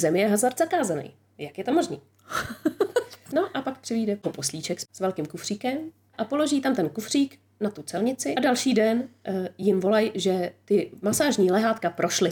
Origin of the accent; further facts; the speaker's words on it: Czechia; jsem Češka